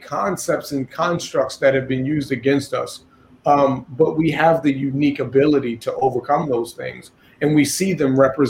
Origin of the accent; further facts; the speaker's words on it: Baltimore, Maryland, United States; I grew up in West Baltimore.